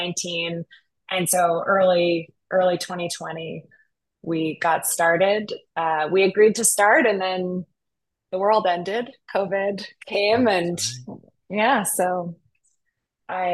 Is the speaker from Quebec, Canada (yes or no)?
yes; Montreal, Quebec, Canada; now in Vancouver, Canada; I'm from Montreal. I'm Canadian, which is how now I live in Vancouver because Montreal is too cold.